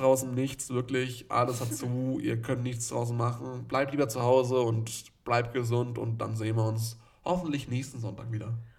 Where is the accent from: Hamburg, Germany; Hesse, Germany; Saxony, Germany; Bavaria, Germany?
Bavaria, Germany; Nuremberg; ich als Nürnberger